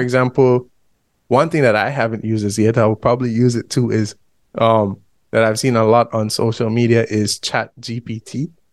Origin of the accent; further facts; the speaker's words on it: Belize; we are both from Central America, Honduras and Belize